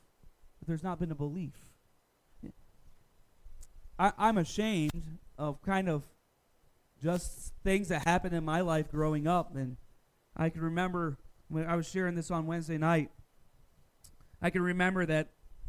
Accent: the South, United States; Now, most of my teenage years, I grew up in the Bible Belt. South Carolina, North Carolina, Georgia.

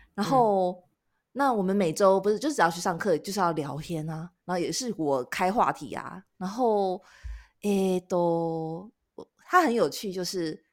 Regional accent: Taiwan; moved away; 我是台湾人

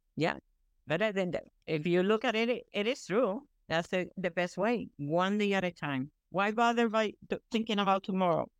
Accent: Puerto Rico; moved away; I was born and raised in Puerto Rico

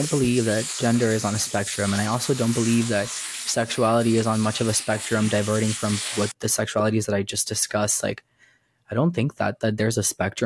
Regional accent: Miami, Florida, United States; also born or lived in Cuba; I was born in Cuba, but I'm from Florida. I was raised in the South. Like, so I thankfully was raised in Miami

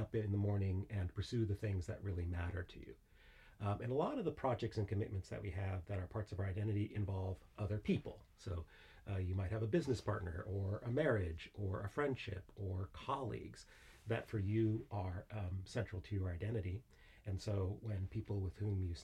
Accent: United States; moved away as an adult; also born or lived in Southern California; now in Edinburgh, United Kingdom; as my accent betokens, I'm from the very far west of Scotland, the United States, in fact

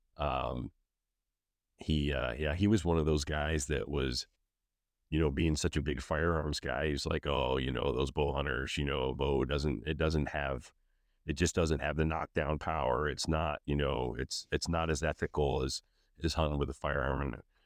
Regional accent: Pennsylvania, United States; moved away as an adult; also born or lived in Colorado / Easton, Pennsylvania; Growing up in Pennsylvania

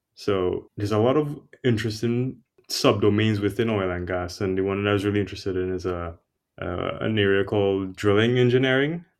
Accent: Trinidad & Tobago; moved away as an adult; also born or lived in New York City / Boston; I'm originally from Trinidad and Tobago. It's an island in the Caribbean.

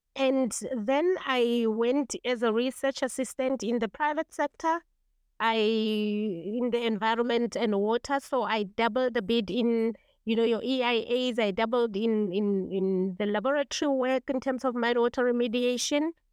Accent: Kagiso, Gauteng, South Africa; I come from Kagiso, eh, which is an old mining township, and we don't have mountains and hills. We actually have mine dams, which we grew up no time to be our mountains

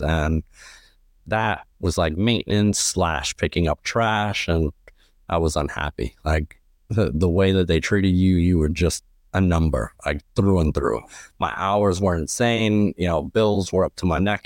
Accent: New York City, New York, United States; I'm originally from Lower East Side, Manhattan. Um, pretty much grew up there my entire life

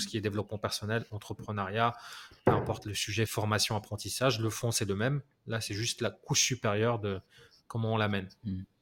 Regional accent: France; je suis français

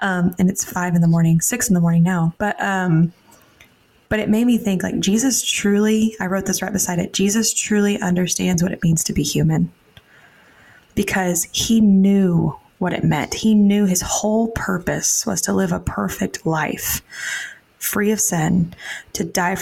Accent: Texas, United States; I grew up in Texas.

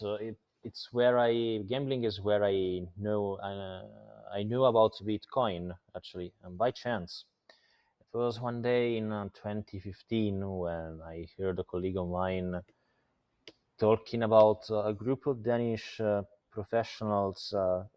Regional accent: Italy; moved away as an adult; now in Malta; I was born in Italy 34 years ago. I spent last 10 years in Malta

